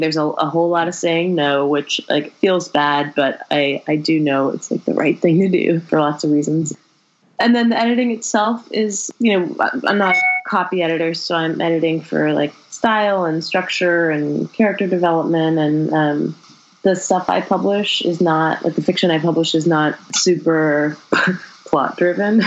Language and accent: English; Berkeley, California, United States; born or raised there; also born or lived in El Paso, Texas